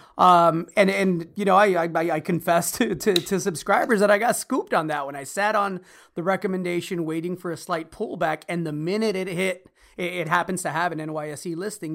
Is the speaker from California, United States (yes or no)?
yes; Los Angeles, California, United States; I'm Mexican-American. Everybody knows the story. Both my parents born in Mexico. Uh, mom was five months pregnant when she came here. I was born in Los Angeles